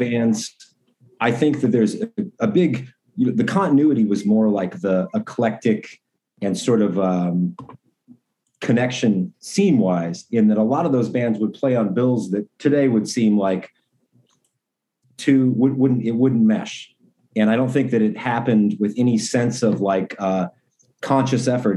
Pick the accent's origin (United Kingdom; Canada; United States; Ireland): United States; Portland, Oregon; growing up in Portland